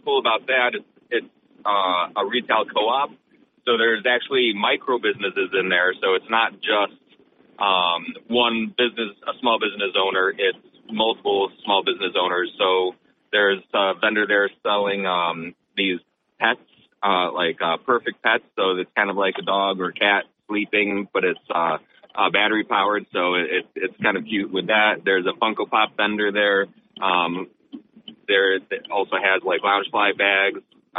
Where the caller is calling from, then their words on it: Binghamton, New York, United States; Okay. Hey … from Binghamton.